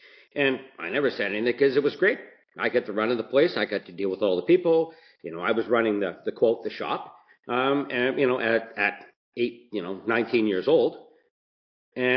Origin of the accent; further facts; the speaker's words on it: Mississauga, Ontario, Canada; where I grew up in Port Credit.